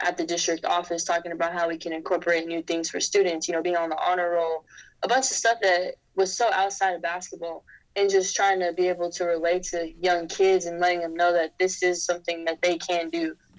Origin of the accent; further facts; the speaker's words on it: Fresno, California, United States; moved away as an adult; now in Baltimore, United States; Born and raised from the 559. I definitely always support that. Always say that's where I'm from. You know, growing up in Fresno, it's such a community type of, life.